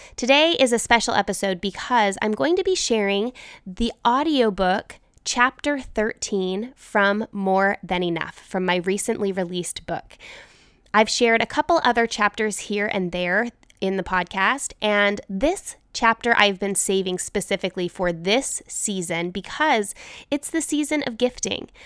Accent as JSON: {"language": "English", "region": "Utah", "country": "United States", "tie": "born or raised there", "moved": "as an adult", "said": "growing up in Utah, we had a box of winter clothes"}